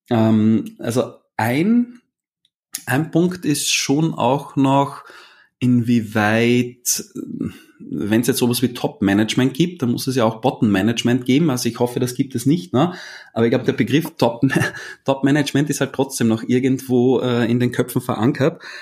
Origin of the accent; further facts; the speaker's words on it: Vienna, Austria; ich bin aus Österreich, das ist eine Entschuldigung.